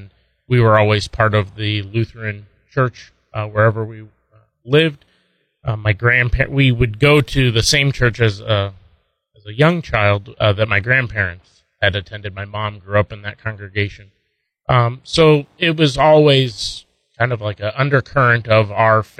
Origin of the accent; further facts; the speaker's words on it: Indianapolis, Indiana, United States; moved away as an adult; also born or lived in San Francisco Bay Area, California / Michigan / Iowa / South Carolina; now in Las Cruces, United States; my mom took a job when I was in elementary school to the Midwest. We were in Michigan for a couple of years and then settled in Indianapolis, and that's pretty much where I grew up